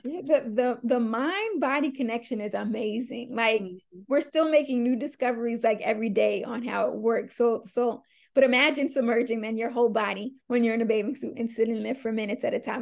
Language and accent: English; Long Island, New York, United States; I am from Long Island, New York, so the suburbs, but it's still New York